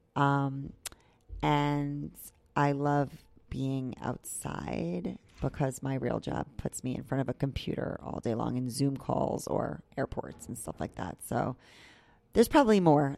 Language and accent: English; New York, United States; moved away as an adult; now in Tampa, United States; I'm from New York. I grew up in New York